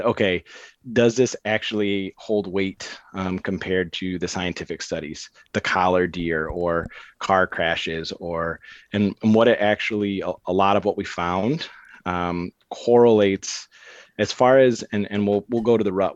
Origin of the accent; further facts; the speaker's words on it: Cadillac, Michigan, United States; now in Grand Rapids, United States; I grew up in Cadillac, so an hour and a half north of Grand Rapids